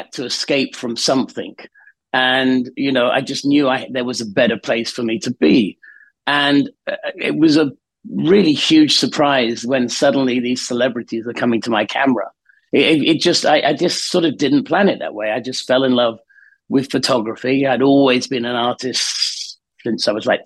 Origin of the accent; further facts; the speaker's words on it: the north of England, United Kingdom; I grew up in Northern England in the sort of late 60s, early 70s